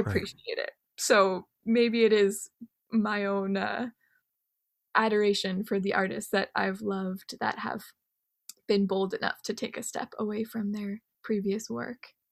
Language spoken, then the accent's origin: English; Canada; being Japanese Canadian